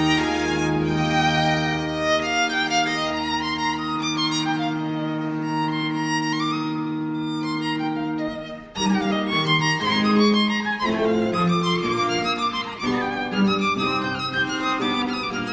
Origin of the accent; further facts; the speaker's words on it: Spring, Texas, United States; I grew up in Houston, Texas, or just north of Houston, Texas, in a city called Spring